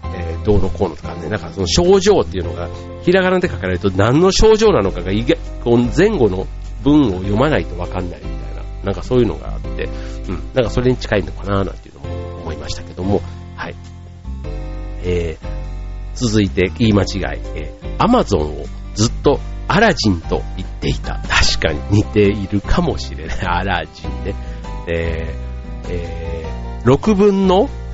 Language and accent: Japanese; Osaka, Japan; now in Tokyo, Japan; うちの実家からというか、大阪から